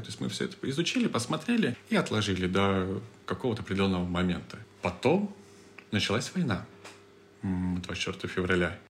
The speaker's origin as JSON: {"language": "Russian", "region": "Moscow", "country": "Russia", "also_born_or_lived": "Istanbul, Turkey", "moved": "as an adult", "said": "мы из России, мы из Москвы"}